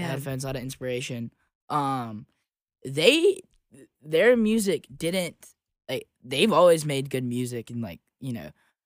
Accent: Jackson, Mississippi, United States; growing up in Jackson, Mississippi

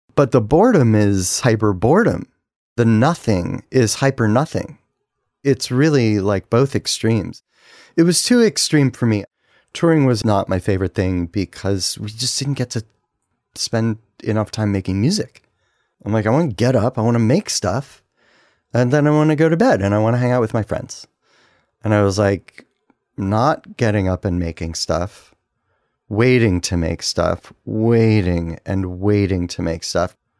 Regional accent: Cleveland, Ohio, United States; moved away; also born or lived in Washington, D.C.; I'm from Cleveland.

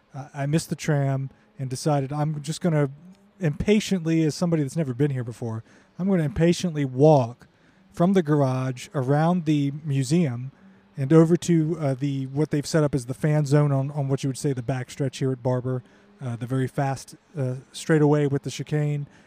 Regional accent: United States; As an American Formula One and motorsport fan

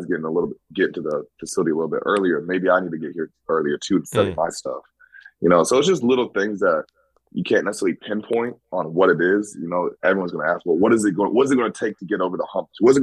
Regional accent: Des Moines, Iowa, United States; moved away as an adult; also born or lived in Green Bay, Wisconsin; now in New York City, United States; I'm from Iowa, kind of grew up small town, also in the city, Des Moines.

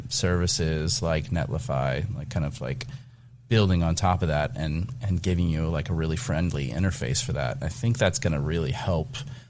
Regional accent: Kentucky, United States; I am both German from the Cincinnati area of northern Kentucky.

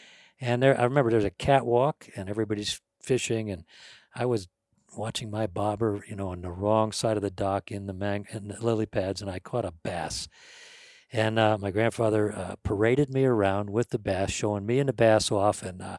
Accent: St. Louis, Missouri, United States; I was from St. Louis, Missouri. I must have been, I don't know, 3-4 years old, 5 years old, whatever.

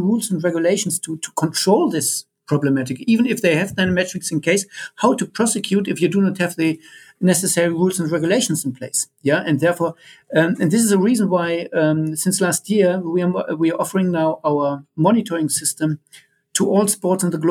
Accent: Germany; I'm coming from Germany

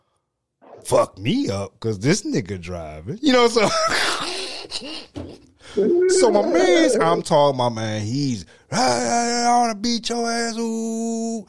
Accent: Missouri, United States; I'm from Missouri

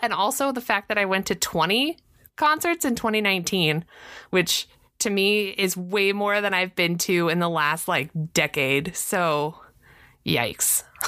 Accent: Southern California, United States; I'm from Southern California. Uh, so I grew up with Disney in my backyard

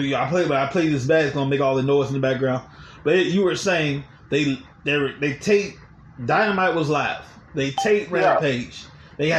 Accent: Louisiana, United States; So I grew up in Louisiana

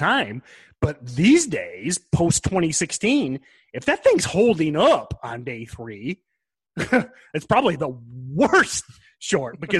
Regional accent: Michigan, United States; I'm not Texan. I'm from Michigan

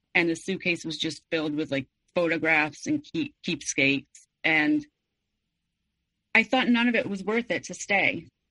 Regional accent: Mexico City, Mexico; I was born and raised in Mexico City

